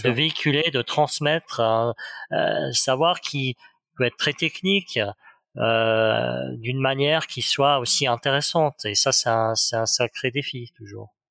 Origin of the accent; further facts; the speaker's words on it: Geneva, Switzerland; je, viens de Genève, je viens de, de Suisse, et donc l'horlogerie finalement fait partie de notre paysage quotidien.